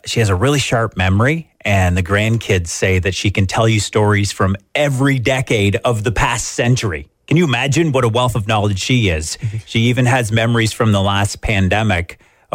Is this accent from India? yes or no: no; Wingham, Ontario, Canada; I come from the Wingham area